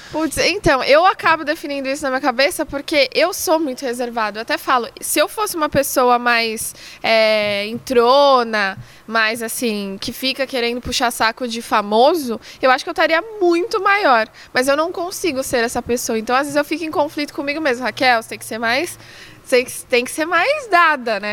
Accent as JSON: {"language": "Portuguese", "region": "São Paulo", "country": "Brazil", "tie": "born or raised there", "said": "numa escolinha que tinha ali na Avenida de Canduva, na zona leste de São Paulo, onde eu cresci"}